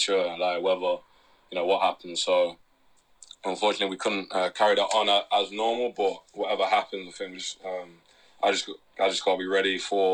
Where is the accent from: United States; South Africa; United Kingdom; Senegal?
United Kingdom; Derby, East Midlands; growing up in Derby